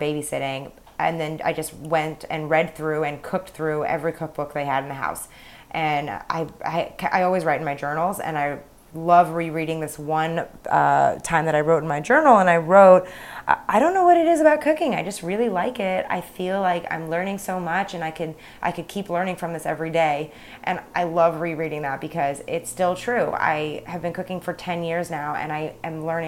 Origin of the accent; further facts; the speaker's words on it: outside of Boston, Massachusetts, United States; moved away as an adult; now in Los Angeles, United States; I grew up 10 minutes outside of Boston